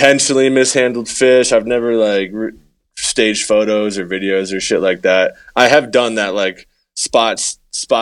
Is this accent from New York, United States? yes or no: no; New Hampshire, United States; moved away as an adult; now in Colorado, United States; I grew up in New Hampshire, and I grew up bass fishing as a kid